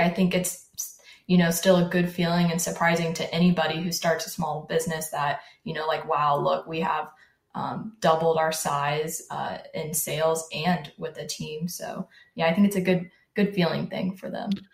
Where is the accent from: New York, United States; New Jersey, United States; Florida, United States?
Florida, United States; Jacksonville; also born or lived in Orlando, Florida; we moved to Jacksonville, and I've lived in Jacksonville my whole life.